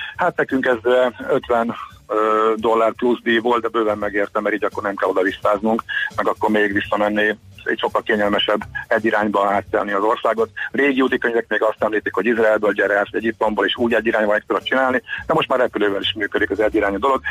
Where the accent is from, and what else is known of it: Hungary